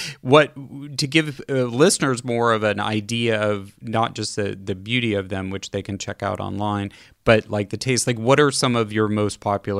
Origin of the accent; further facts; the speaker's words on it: San Francisco, California, United States; born there; because I have personal connections to both Kansas City and San Francisco, which is where I was born in California.